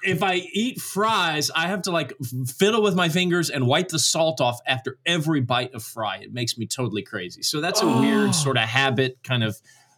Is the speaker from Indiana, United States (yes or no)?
yes; Carmel, Indiana, United States; I grew up in the northern suburbs of Indianapolis in a town called Carmel, Indiana. I grew up in a lovely non-Christian home. We never went to church or anything like that.